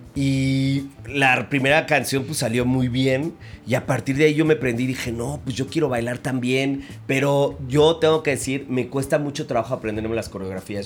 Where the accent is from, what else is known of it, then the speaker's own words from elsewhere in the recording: Mexico City, Mexico; Yo nací en la Ciudad de México y mi abuela es de Pachuca Hidalgo